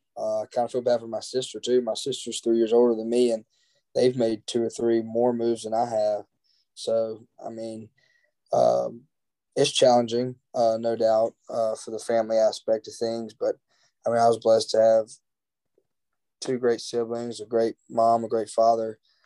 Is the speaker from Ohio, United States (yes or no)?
no; Brandon, Mississippi, United States; also born or lived in Martin, Tennessee; So, I'm from Brandon, Mississippi. If people ask me where I'm from, I say I'm from Brandon, Mississippi. You know, I was born in UT Martin.